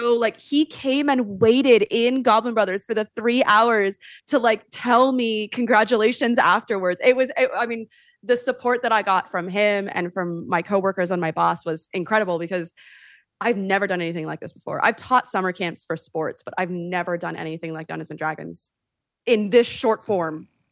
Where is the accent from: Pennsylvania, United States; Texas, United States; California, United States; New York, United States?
California, United States; Sonoma County; I am from Sonoma County, born and raised